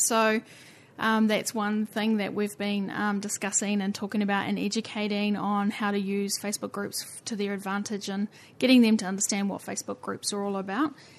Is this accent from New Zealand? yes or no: yes; New Zealand; accent: Kiwi; We are slightly unique at the bottom of the earth